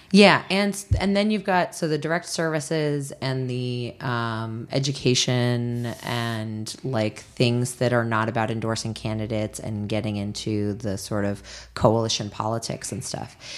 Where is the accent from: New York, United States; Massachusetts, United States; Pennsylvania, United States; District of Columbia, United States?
District of Columbia, United States; Washington; moved away; my hometown, Washington, D C